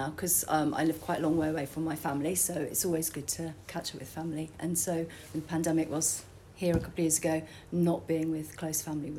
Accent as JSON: {"language": "English", "country": "Jersey", "moved": "yes", "said": "because I'm from Jersey originally"}